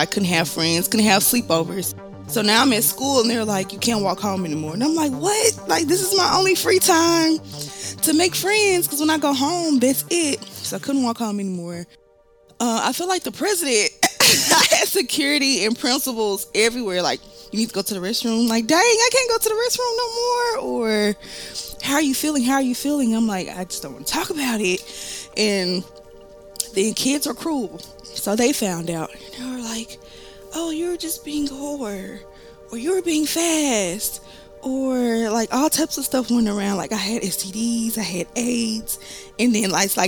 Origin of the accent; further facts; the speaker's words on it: Memphis, Tennessee, United States; I am from Memphis, Tennessee